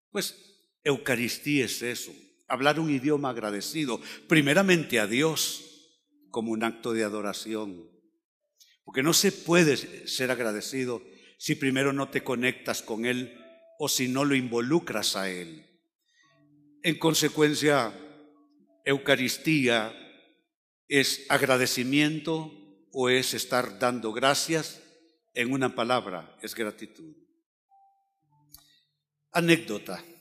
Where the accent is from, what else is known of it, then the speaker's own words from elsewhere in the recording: Catalonia, Spain; now in Honduras; yo tengo un problema, soy demasiado catalán, debiera ser más hondureño, porque los hondureños son más afables, más llevaderos.